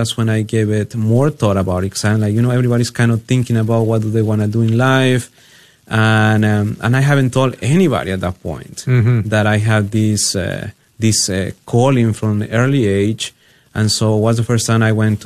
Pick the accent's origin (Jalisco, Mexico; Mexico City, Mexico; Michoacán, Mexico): Jalisco, Mexico; moved away; I was born and raised in Jalisco, Mexico